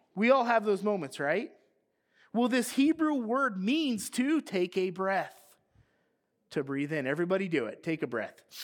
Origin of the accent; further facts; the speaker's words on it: United States; we were growing up in America